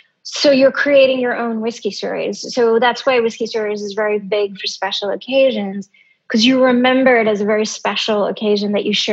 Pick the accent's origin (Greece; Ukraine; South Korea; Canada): Greece; now in United States; Middle East, grown up in a Greek island, moving to the US, you know, that's a unique experience. And being Indian, no one else can do that.